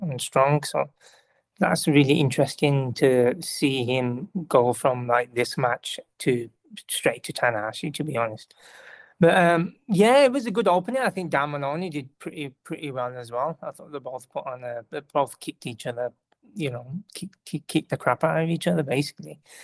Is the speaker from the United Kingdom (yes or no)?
yes; United Kingdom; I'm British person